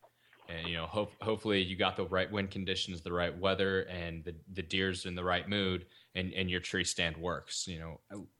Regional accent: the South, United States; now in Colorado, United States; growing up in the South

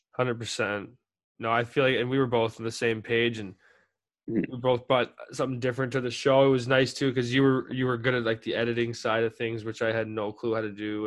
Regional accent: Calgary, Alberta, Canada; little towns where I grew up in Calgary

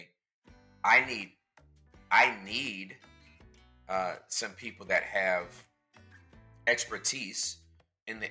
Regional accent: Southern California, United States; now in Dallas, United States; I was born and raised in Southern California

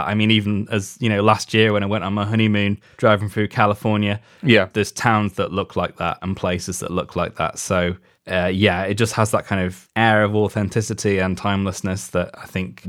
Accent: United Kingdom; I mean, it's funny for us because being British, the film is a 15 over here.

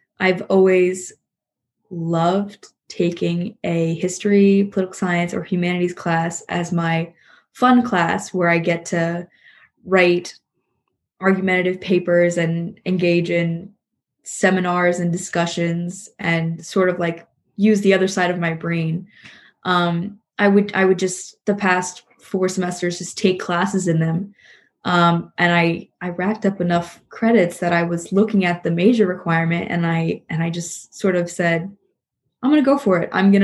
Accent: Princeton, New Jersey, United States; I work at a gynecology and fertility clinic and doctor's office for women's health in Princeton, New Jersey

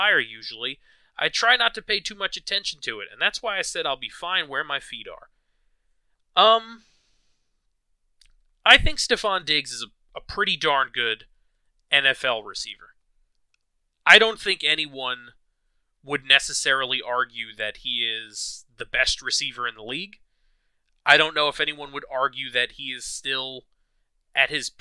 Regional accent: New York, United States; as a New Yorker

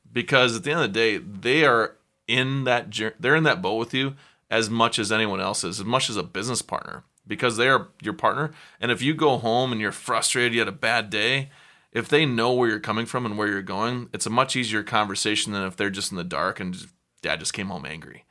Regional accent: South Dakota, United States; now in Chicago, United States; I'm a kid from South Dakota

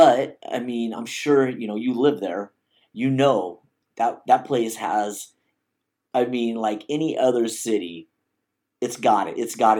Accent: Arizona, United States; born there; also born or lived in Alaska; Background is, I was born in Arizona. That's where I reside now. I'm back in Arizona and, moved to Alaska.

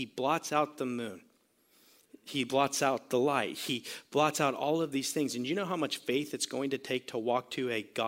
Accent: Sarasota, Florida, United States; I grew up in Florida

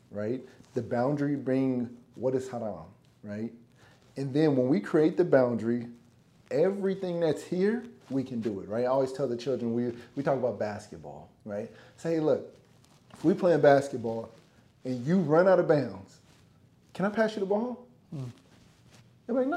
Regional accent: California, United States; moved away; also born or lived in Minnesota; I'm black kid from California, coming from two different worlds

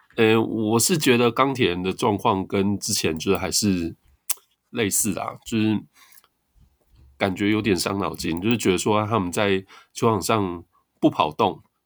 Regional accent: Tainan, Taiwan; 我是台南人呢，其实不是雄青

